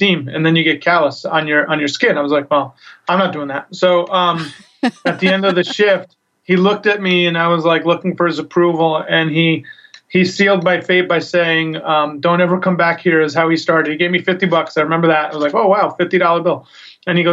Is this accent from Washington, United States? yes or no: no; New York, United States; I grew up in New York